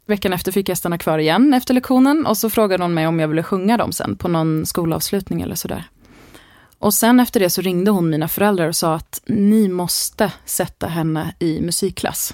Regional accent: Täby, Stockholm County, Sweden; jag är uppvuxen i Täby mm. norr om Stockholm

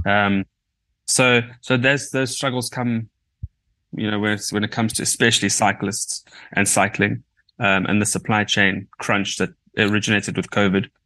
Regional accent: South Africa; as a South African collective

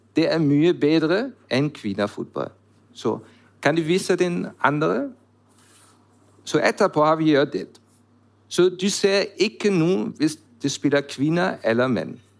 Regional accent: Germany; Norwegian is a second language; moved away as an adult; also born or lived in Switzerland / Netherlands; now in Norway; jeg kommer fra Tyskland

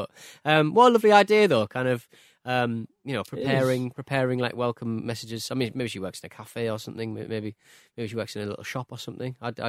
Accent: United Kingdom; now in Netherlands; I had learned when asked where we were from that if I answered we are British but we live in the Netherlands, that most Japanese people just heard blah, blah, blah, Netherlands.

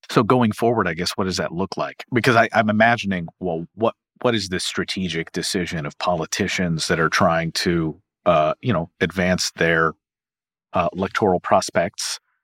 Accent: Kentucky, United States; my home state of Kentucky

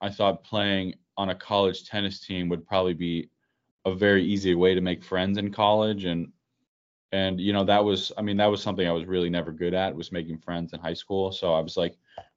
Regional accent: Rhode Island, United States; I'm from Rhode Island

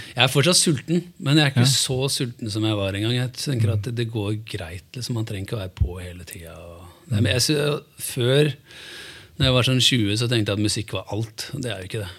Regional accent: Hamar, Innlandet, Norway; also born or lived in Italy; now in Oslo, Norway; Jeg er oppvokst på Storhamar

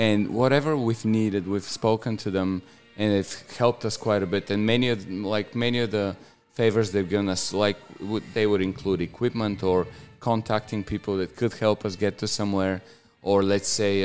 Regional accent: Bulgaria; moved away as an adult; now in Australia; my hometown is uh, the biggest on the on the Black Sea

